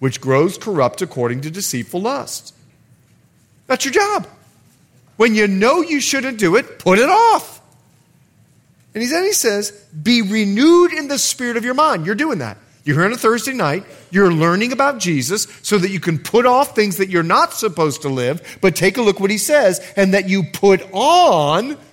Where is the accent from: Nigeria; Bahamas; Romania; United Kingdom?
Bahamas; moved away; I'm from the Bahamas